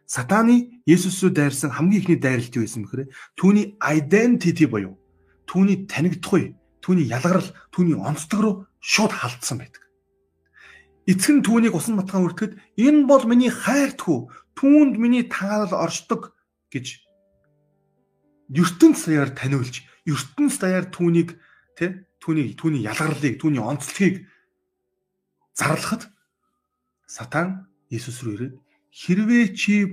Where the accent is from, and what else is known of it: Mongolia; born or raised there